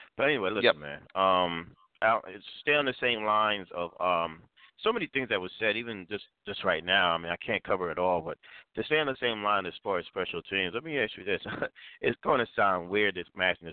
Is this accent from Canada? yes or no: no; Jamaica; I'm Jamaican